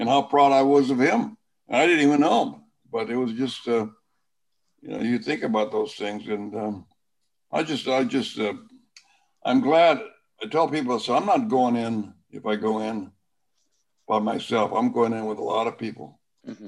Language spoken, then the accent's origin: English; Sanger, California, United States; my hometown is Sanger, California, in the Central Valley